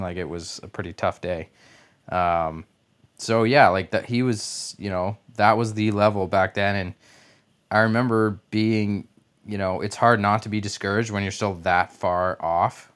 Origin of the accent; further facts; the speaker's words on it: Canada; as a Canadian, obviously, I played hockey as a kid